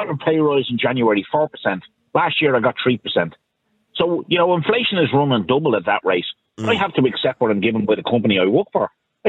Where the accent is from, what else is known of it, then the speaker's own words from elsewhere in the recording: Ireland; I'm a proud Irish man. I'm from a military family. I've had family on both sides in the struggle for independence in this country.